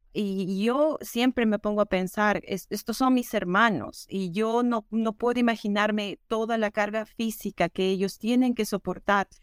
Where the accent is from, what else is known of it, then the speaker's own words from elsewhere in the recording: Peru; moved away as an adult; also born or lived in Texas; now in Minnesota, United States; Yo siempre traté de destacar en lo académico, y en actividades extracurriculares en la escuela en Perú